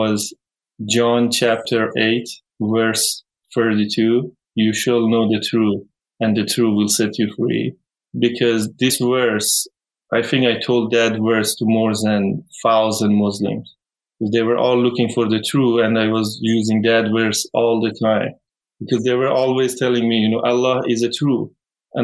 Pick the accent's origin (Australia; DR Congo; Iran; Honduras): Iran; English is a second language; moved away; when I say I'm from Iran, they tell me, oh, you have a lot of desert